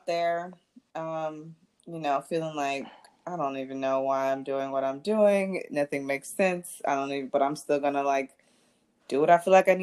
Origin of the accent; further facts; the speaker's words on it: Montgomery, Alabama, United States; I'm born and bred in Montgomery, Alabama.